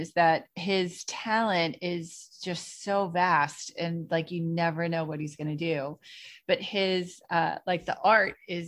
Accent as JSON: {"language": "English", "town": "Boston", "region": "Massachusetts", "country": "United States", "accent": "hard Boston", "said": "my accent was hard. Hard Boston"}